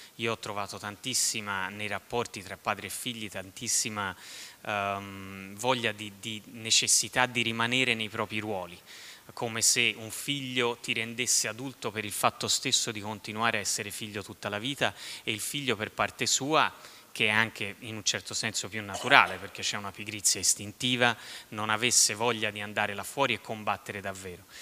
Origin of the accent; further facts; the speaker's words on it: southern Tuscany, Italy; dalle mie parti nella bassa toscana si dice la, la, sola, per dire la fregatura